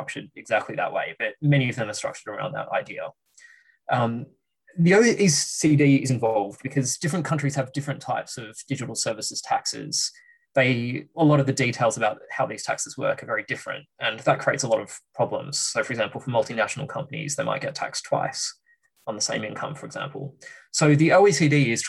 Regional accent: Australia; moved away as an adult; now in London, United Kingdom; I'm Australian. That explains the accent anyway.

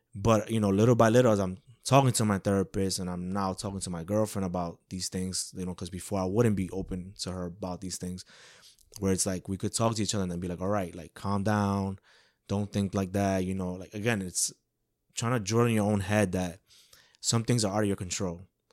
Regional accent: New York City, New York, United States; born and raised in Woodside, Queens, New York

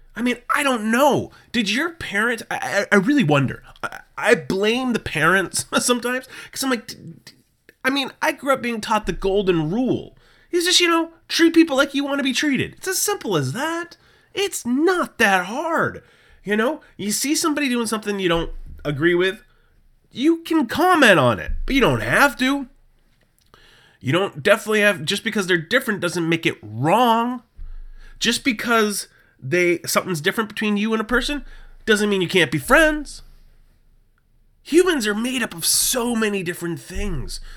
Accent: New England, United States; I have born and raised in New England

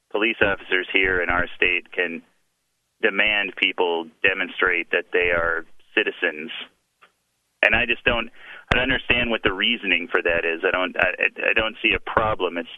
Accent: Japan; born there; I was not born in the United States. I was born in Japan. I was born an American citizen

